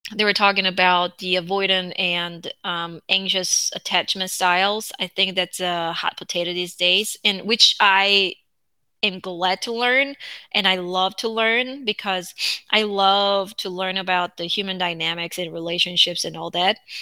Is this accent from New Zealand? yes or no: no; South Korea; English is a second language; moved away